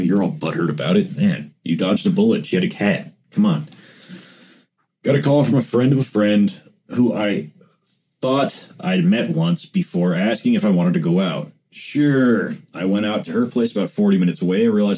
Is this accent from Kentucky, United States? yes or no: yes; Paducah, Kentucky, United States; Downtown Paducah looks a lot different than downtown Los Angeles. It was wintertime, and my hometown is dead in the winter.